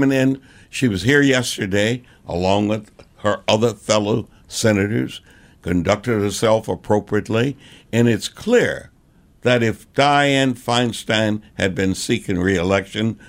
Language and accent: English; Texas, United States; now in San Francisco, United States; I'm a Texan